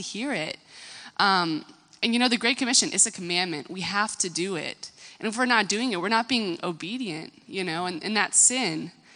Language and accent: English; United States; I'm American